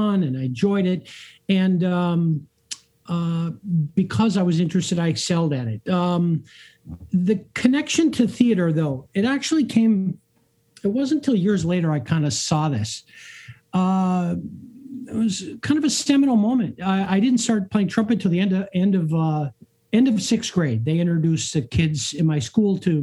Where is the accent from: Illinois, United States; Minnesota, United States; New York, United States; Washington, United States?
Minnesota, United States; Duluth; moved away; I grew up in Duluth, Minnesota